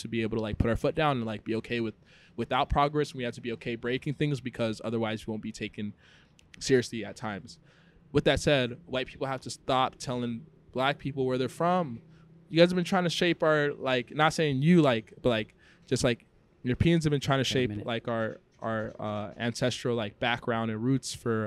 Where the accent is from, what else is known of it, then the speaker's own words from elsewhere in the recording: San Diego, California, United States; moved away as an adult; also born or lived in Congo / Boston; now in Mexico; I grew up in San Diego, I studied in Boston